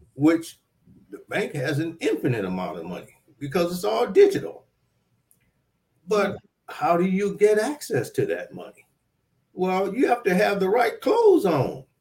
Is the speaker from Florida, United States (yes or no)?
no; Detroit, Michigan, United States; growing up in Southwest Detroit